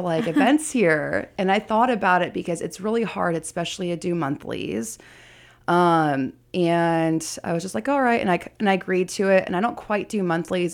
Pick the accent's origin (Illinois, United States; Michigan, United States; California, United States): California, United States; Bay Area; also born or lived in San Diego / Vallejo / Hayward / Castro Valley; I was actually born in San Diego, but primarily raised in the Bay Area. I've lived all over. I've lived in Hayward, Castro Valley, Concord